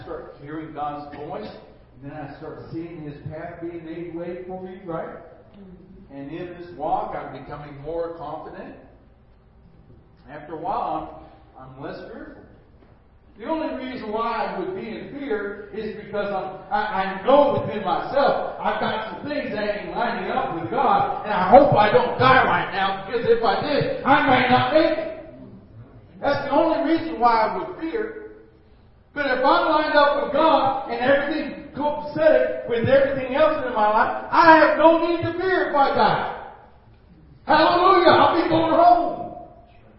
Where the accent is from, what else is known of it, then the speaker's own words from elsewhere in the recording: United States; I'm American